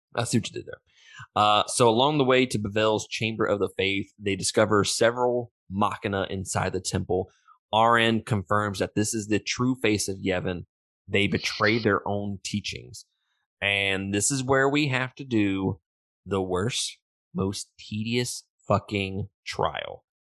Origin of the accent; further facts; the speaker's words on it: Mississippi, United States; I'm from Mississippi